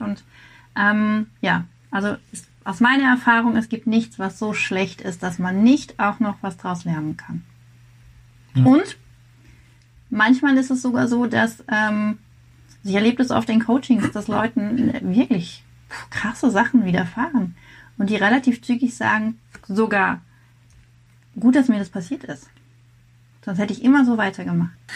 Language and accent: German; Rheinfelden, Baden-Württemberg, Germany; also born or lived in Grenzach-Wyhlen; ich komme hier aus, äh, aus dem Südwesten bin in Rheinfelden geboren und habe es zwei Dörfer weiter geschafft bis nach Grenzachwil.